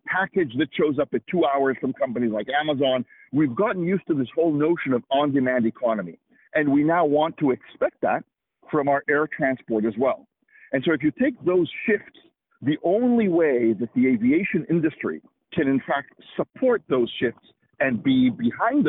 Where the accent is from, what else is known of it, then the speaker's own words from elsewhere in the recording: Israel; moved away as an adult; also born or lived in Washington, United States; now in United States; I'm originally from Israel myself, came here to the U.S. To get my graduate degree at the University of Washington, and that was now 25 years ago